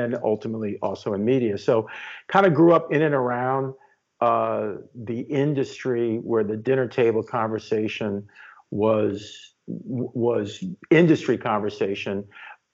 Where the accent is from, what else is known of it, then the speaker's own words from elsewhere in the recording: New York City, New York, United States; I'm from the Upper West Side of Manhattan originally, and that's where I was born and raised.